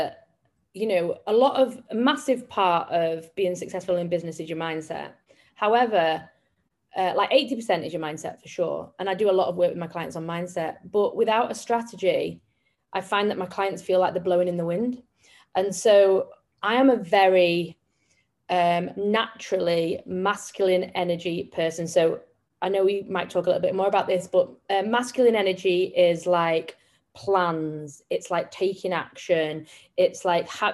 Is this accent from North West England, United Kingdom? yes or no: yes; Manchester, North West England, United Kingdom; I come from Manchester in England